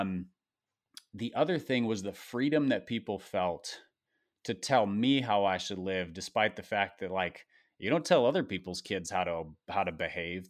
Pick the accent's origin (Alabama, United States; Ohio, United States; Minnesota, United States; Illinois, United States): Minnesota, United States; I grew up in Minnesota